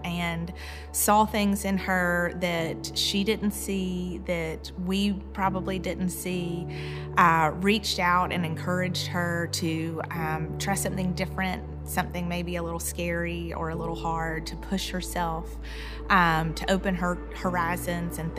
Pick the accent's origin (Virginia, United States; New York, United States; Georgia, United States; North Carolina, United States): Georgia, United States; Columbus; I grew up here in Columbus